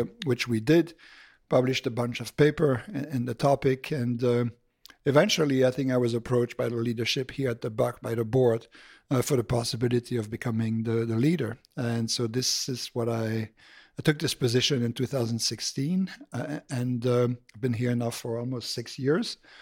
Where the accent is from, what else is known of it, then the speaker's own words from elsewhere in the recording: Belgium; moved away as an adult; also born or lived in Boston; I'm originally from Belgium.